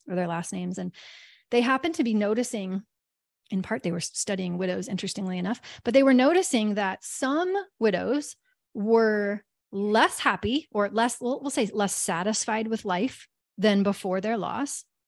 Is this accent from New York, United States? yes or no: no; Kansas, United States; I'm from Kansas probably and 'cause we have lots of tornadoes